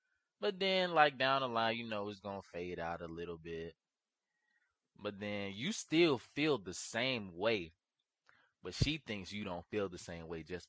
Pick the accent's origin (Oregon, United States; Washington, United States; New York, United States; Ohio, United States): New York, United States; I'm from New York.